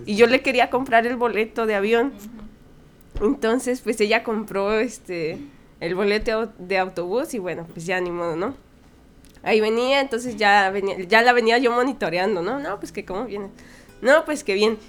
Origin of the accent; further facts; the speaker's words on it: Mexico; como mexicana tal vez sí, siempre he podido viajar libremente por México